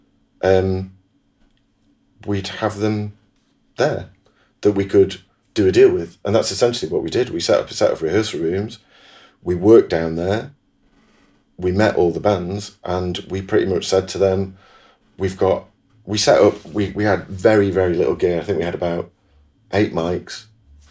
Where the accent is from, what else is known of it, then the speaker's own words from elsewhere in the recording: Manchester, North West England, United Kingdom; I'm a Mancunian